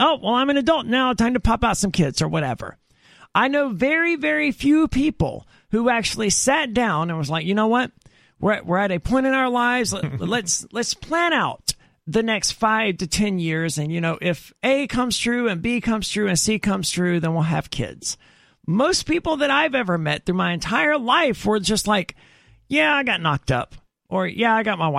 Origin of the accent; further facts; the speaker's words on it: Mississippi, United States; I'm from Mississippi where it's extremely common